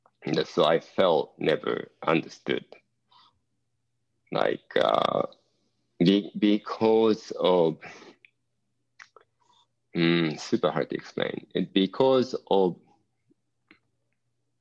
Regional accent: Japan; English is a second language; moved away as an adult; also born or lived in Eugene, Oregon / Southern California; growing up in Japan

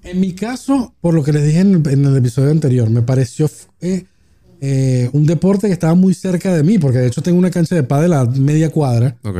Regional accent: Venezuela; now in Argentina; nosotros como venezolanos estábamos acostumbrados a prácticamente ni usar el efectivo

